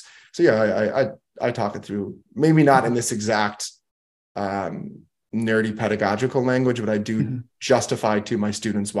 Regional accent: Milwaukee, Wisconsin, United States; My hometown is boring. Mm-hmm. The history of Milwaukee, to me, is boring. I know Milwaukee.

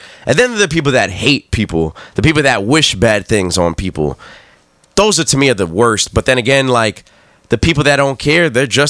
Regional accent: New York, United States; I would have never thought I would be embarrassed to say that I'm from New York.

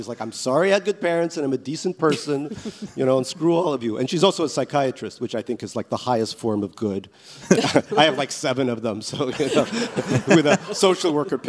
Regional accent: Ellenville, New York, United States; English is a second language; when I was growing up in America, I didn't speak English real good. But we had, and kids always bullied me for being a Soviet kid.

